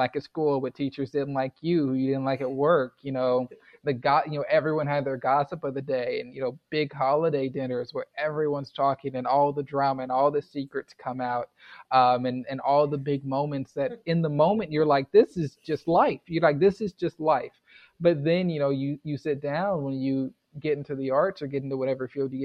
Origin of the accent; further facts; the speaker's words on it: Houston, Texas, United States; now in Louisville, United States; I grew up in Houston, which is an extremely diverse place